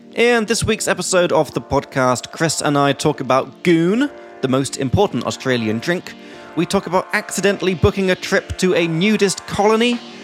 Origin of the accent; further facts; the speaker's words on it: England, United Kingdom; from England